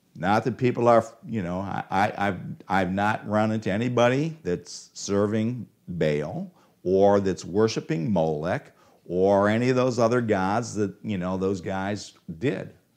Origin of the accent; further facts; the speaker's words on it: Cleveland, Ohio, United States; I'm from Cleveland.